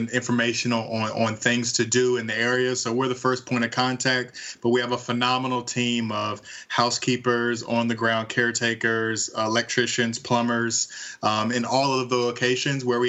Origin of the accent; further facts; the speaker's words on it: Dayton, Ohio, United States; my hometown of Dayton, Ohio